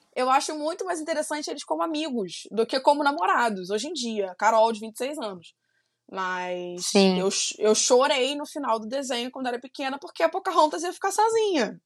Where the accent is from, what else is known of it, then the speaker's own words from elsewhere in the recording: Brazil; Apesar de eu não ser dos Estados Unidos, eu sou brasileira